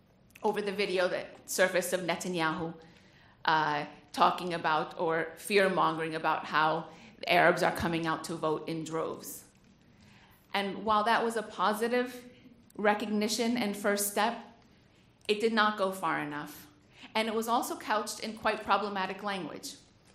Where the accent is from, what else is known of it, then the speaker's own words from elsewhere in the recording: United States; because I was born in the United States